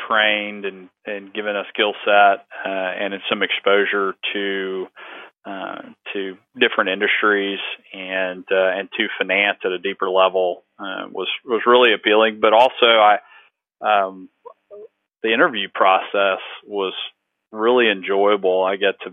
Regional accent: East Bernard, Texas, United States; born or raised there; also born or lived in Houston, Texas

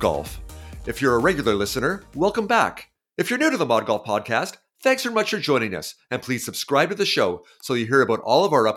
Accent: Toronto, Ontario, Canada; now in Vancouver, Canada; I grew up in Toronto

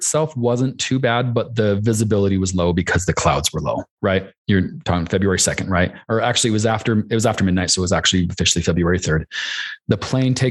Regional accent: Boise, Idaho, United States; now in Salt Lake City, United States; I live in Salt Lake City. I grew up in Boise

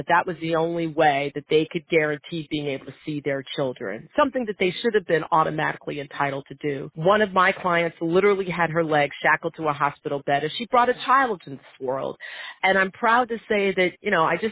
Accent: Western New York, United States; my hometown in Western New York

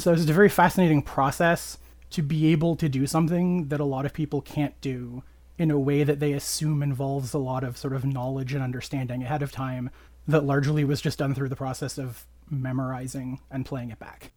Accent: Canada; I am a Canadian

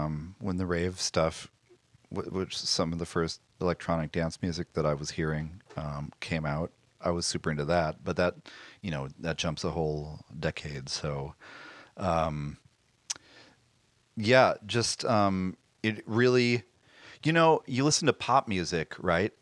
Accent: Madison, Wisconsin, United States; I grew up in Madison, Wisconsin, which was a it's a kind of cultural oasis in the Midwest

